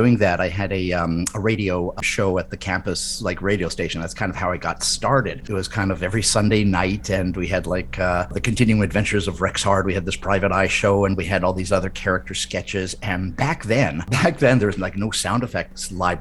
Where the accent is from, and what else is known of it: Winnipeg, Manitoba, Canada; born or raised there